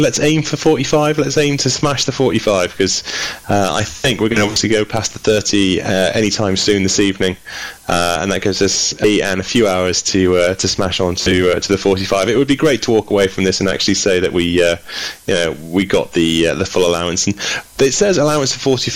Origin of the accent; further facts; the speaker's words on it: United Kingdom; We are British